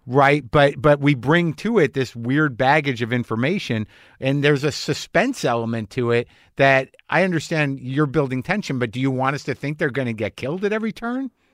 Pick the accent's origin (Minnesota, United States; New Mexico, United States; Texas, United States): New Mexico, United States; moved away; also born or lived in Boston area; growing up in New Mexico